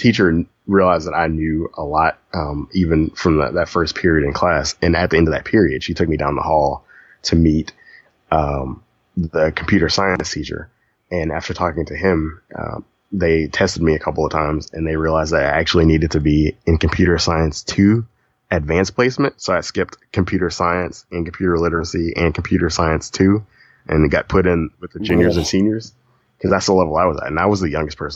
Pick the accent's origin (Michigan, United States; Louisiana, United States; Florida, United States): Louisiana, United States; Lafayette; also born or lived in Baton Rouge; I grew up in Lafayette, as you know, and I transferred to Baton Rouge